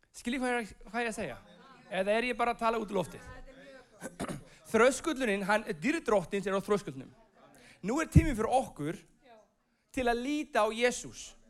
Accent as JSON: {"language": "Icelandic", "country": "Iceland", "also_born_or_lived": "United States", "moved": "as an adult", "said": "ég er frá Íslandi"}